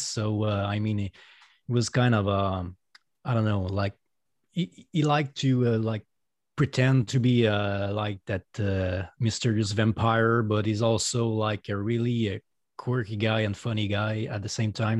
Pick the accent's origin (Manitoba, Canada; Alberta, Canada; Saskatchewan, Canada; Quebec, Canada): Quebec, Canada; Quebec City; accent: French Canadian; first language French; English is a second language; I'm a solo artist from Canada. Um, I, my first language is French, so that's why you're hearing an accent right now.